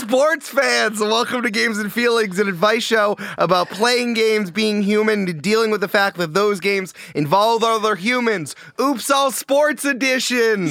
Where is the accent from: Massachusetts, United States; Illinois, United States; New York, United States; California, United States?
New York, United States; Goldens Bridge; I'm from a small town in upstate New York called Golden's Bridge